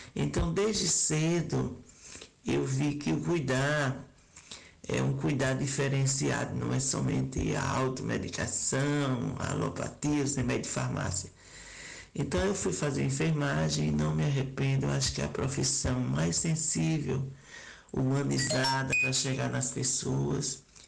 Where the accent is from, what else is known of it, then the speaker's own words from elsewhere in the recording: Sergipe, Brazil; eu sou de Sergipe